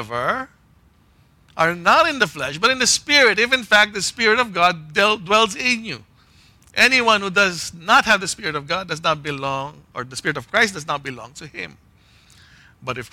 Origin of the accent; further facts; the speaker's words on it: Philippines; Growing up in the Philippines